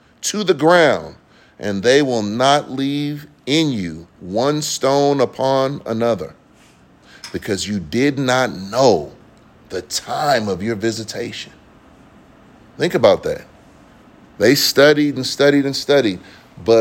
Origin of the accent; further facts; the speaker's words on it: Bay Area, California, United States; growing up in the Bay Area